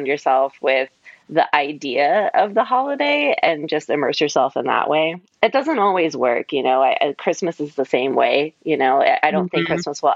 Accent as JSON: {"language": "English", "region": "Ohio", "country": "United States", "tie": "born or raised there", "moved": "yes", "lives_now": "Los Angeles, United States", "said": "I'm from Ohio"}